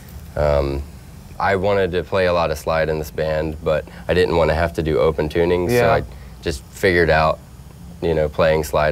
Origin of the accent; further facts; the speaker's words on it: St. Augustine, Florida, United States; I'm from St. Augustine, Florida